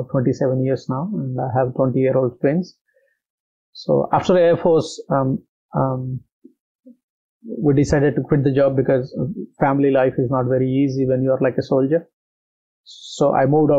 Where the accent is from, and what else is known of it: India; born or raised there; moved away as an adult; now in Australia